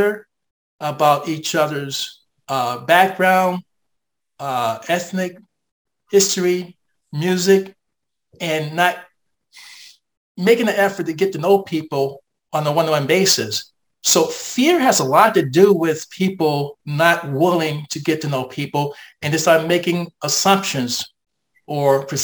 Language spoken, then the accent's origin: English; United States; as an American